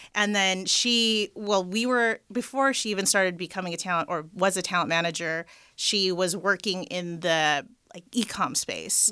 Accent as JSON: {"language": "English", "town": "Los Angeles", "region": "California", "country": "United States", "tie": "born or raised there", "said": "So I am born and raised in L A, the Valley."}